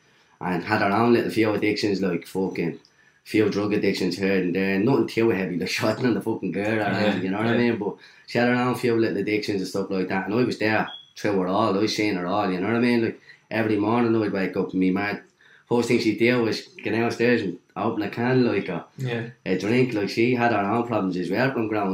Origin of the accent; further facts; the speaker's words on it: Dublin, Leinster, Ireland; also born or lived in Cabra, Dublin; Dawes Flats, Dawes Street, born and reared down there